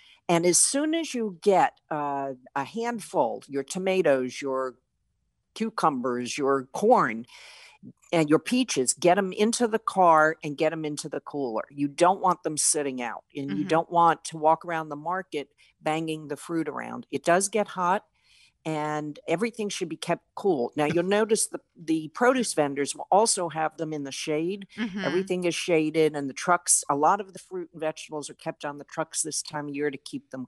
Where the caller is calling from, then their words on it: Maine, United States; I am in Maine today. Yes, I'm calling in from Maine.